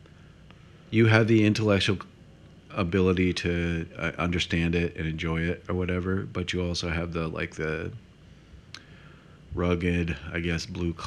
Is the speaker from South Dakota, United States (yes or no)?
yes; South Dakota, United States; moved away